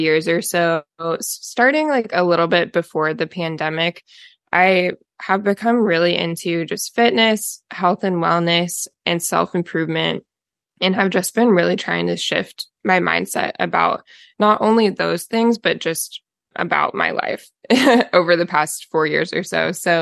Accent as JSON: {"language": "English", "region": "Oregon", "country": "United States", "tie": "born or raised there", "said": "So I'm also from Oregon, was born and raised in Oregon, kind of have lived all over the state though."}